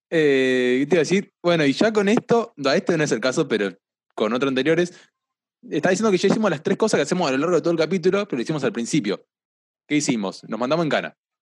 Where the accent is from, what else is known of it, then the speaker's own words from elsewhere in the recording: La Plata, Buenos Aires Province, Argentina; yo soy platense